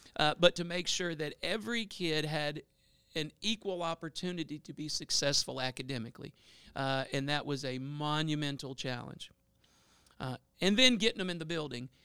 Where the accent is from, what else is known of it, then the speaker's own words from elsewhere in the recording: Bossier City, Louisiana, United States; I'm a South Bossier guy, uh, born and raised in Bel Air.